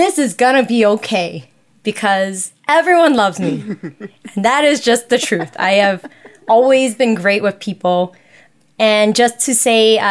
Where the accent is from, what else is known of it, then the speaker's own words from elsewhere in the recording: New York City, New York, United States; I was born and raised here in New York City